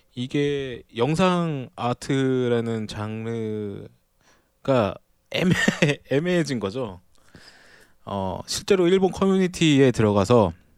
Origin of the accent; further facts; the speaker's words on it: South Korea; 저도 아무래도 한국인이다 보니까